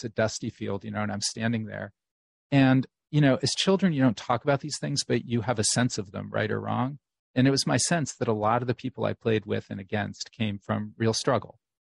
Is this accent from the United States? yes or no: yes; New Haven, Connecticut, United States; growing up in New Haven, you know, I lived here with my single mom, and we lived in a rented two-family house on Willow Street.